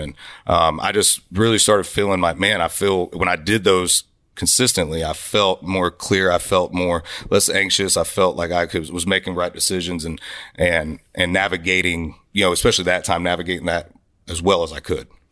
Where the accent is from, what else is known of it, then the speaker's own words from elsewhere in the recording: Florida, United States; And I grew up in Florida, man, where it was Southern rock